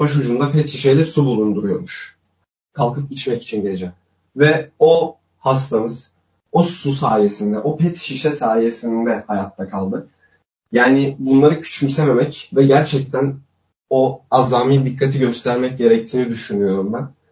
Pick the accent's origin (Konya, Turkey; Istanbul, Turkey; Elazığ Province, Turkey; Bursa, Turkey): Elazığ Province, Turkey; Elazığ; Ben Elazığ Elazığlıyım ben.